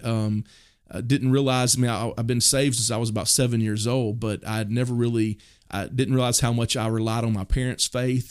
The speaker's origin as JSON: {"language": "English", "region": "Mississippi", "country": "United States", "tie": "born or raised there", "also_born_or_lived": "Oklahoma City, Oklahoma", "moved": "as an adult", "lives_now": "Purcell, United States", "said": "the town I grew up in Mississippi"}